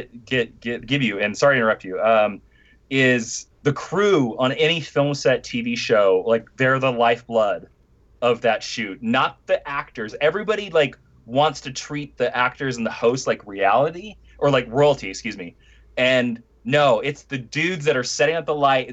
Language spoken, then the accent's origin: English; Stark, Kansas, United States; moved away as an adult; also born or lived in Tulsa, Oklahoma; now in Los Angeles, United States; I grew up on a farm. We had cows, we had chickens, we had pigs. I did chores. I hauled hay.